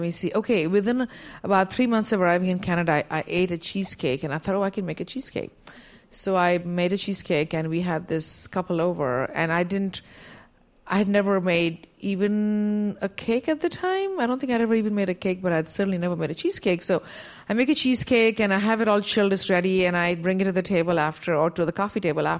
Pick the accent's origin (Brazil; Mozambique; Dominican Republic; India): India; now in United States; I grew up in India, and Play-Doh doesn't exist there. So at least it didn't when I was growing up.